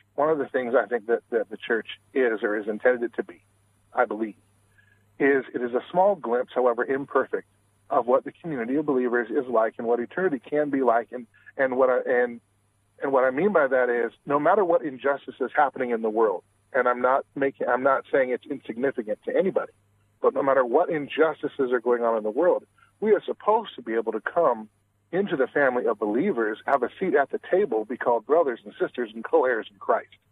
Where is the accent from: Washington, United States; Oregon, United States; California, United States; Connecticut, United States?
Washington, United States; I'm originally from Washington State